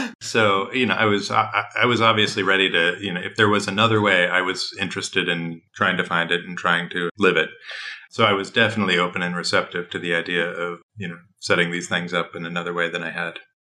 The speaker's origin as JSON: {"language": "English", "region": "Midwest", "country": "United States", "said": "I am from the Midwest"}